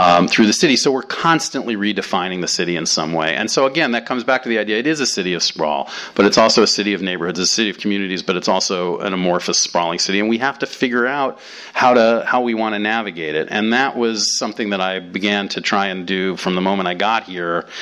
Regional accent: New York, United States; moved away as an adult; now in Los Angeles, United States; I grew up in New York and lived there until I was in my late 20s

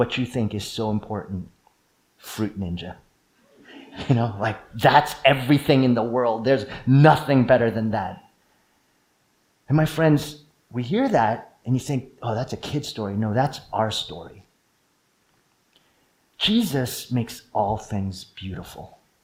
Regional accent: East Coast, United States; moved away; I grew up in the East Coast

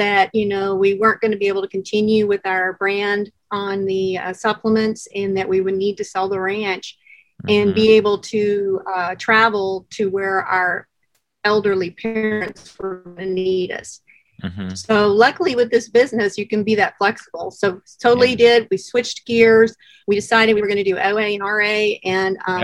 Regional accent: Colorado, United States; we're both from Colorado

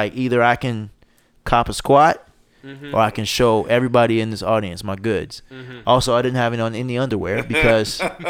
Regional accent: the South, United States; I'm from the South, so I need a little seasoning.

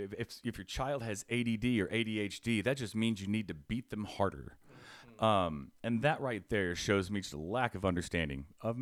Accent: Fishers, Indiana, United States; So, growing up, I grew up in Fishers, right?

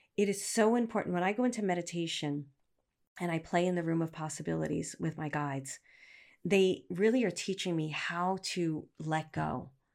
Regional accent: New York City, New York, United States; moved away; also born or lived in Manhattan / Poughkeepsie / Los Angeles; I'm a girl from Brooklyn.

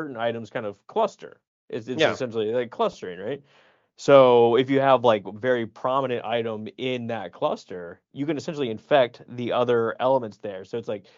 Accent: the South, United States; We're both from the south

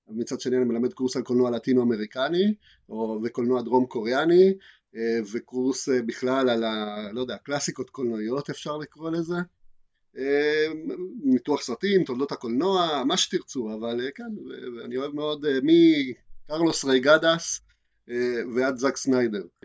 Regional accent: Argentina; now in Israel; אני לא ממקסיקו אני מארגנטינה

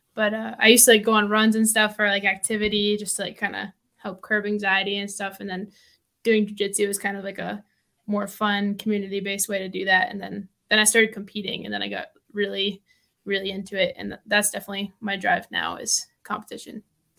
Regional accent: Massachusetts, United States; now in Denver, United States; So I started jiu-jitsu because I moved from Massachusetts here to Denver, and my parents are still back in Massachusetts.

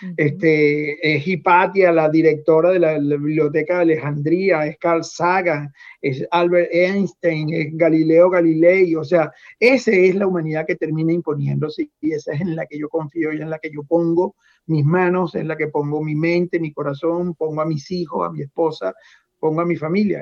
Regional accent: Venezuela; moved away as an adult; now in United States; yo salí hace 18 años de Venezuela

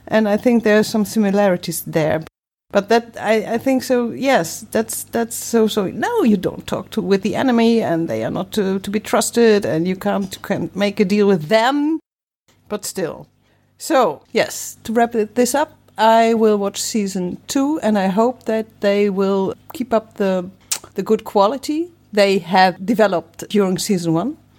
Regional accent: Germany; now in Netherlands; I'm not from the Netherlands. I'm from Germany, actually

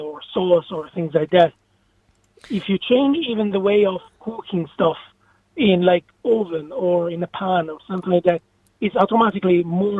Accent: Pisa, Tuscany, Italy; now in Ireland; I'm from Tuscany, from Pisa.

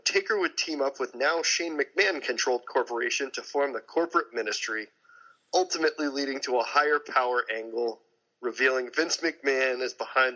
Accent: Nashua, New Hampshire, United States; my brother Matt and I grew up in Nashua, New Hampshire, which is one town over from Massachusetts.

